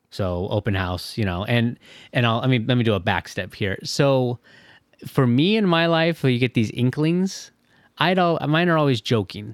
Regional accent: Michigan, United States; moved away as an adult; also born or lived in Orange County, California / Indiana; now in Fishers, United States; growing up in Michigan

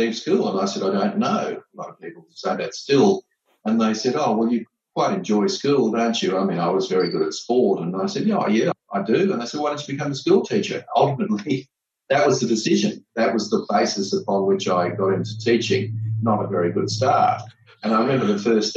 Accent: Gold Coast, Queensland, Australia; I was born and bred on the Gold Coast

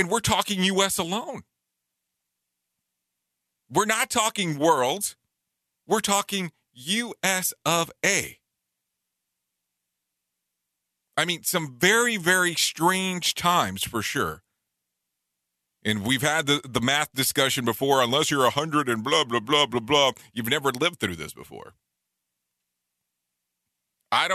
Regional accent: Waco, Texas, United States; now in Orlando, United States; I grew up in Waco many, many, many moons ago.

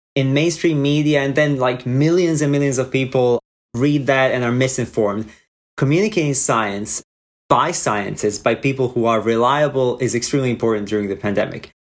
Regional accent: Croatia; moved away as an adult; now in United States; I'm originally from Croatia, where I was intended to do neurology residency

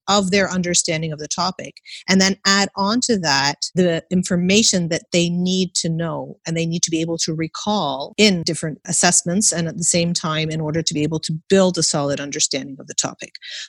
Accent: Canada; I was born and raised in Canada, and I never took an exam in primary school. There were no exams.

